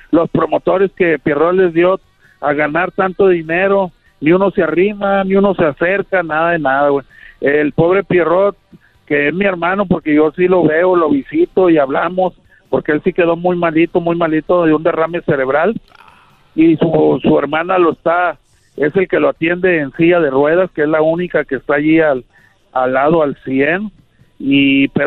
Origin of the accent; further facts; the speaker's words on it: Monclova, Coahuila, Mexico; also born or lived in Querétaro / Gómez Palacio, Durango; Pero a los tres meses me llevaron a Monclova, Coahuila, güey. O sea, toda mi vida, toda mi vida la viví en Monclova, Coahuila.